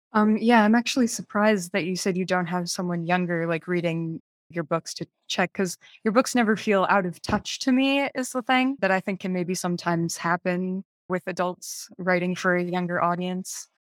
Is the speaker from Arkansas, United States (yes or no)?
no; Massachusetts, United States; I'm also from Massachusetts